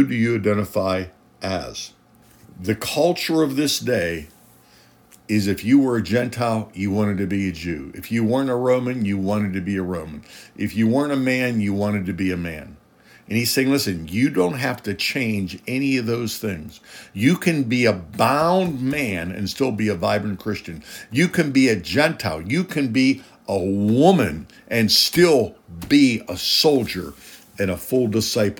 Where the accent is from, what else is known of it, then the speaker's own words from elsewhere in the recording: United States; I'm a citizen of America